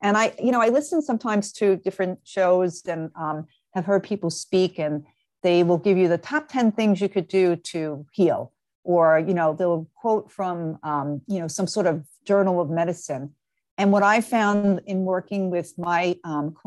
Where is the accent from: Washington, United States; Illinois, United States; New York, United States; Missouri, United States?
New York, United States; now in Marlboro, United States; I actually am originally from New York, but I've been living in New Jersey, a town called Marlborough, New Jersey.